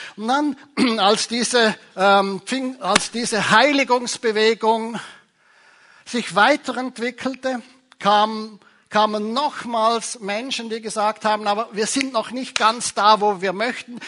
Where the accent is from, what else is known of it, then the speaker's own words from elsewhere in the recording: Zurich, Switzerland; Ich komme ja von Zürich, aus der Stadt von Zwingli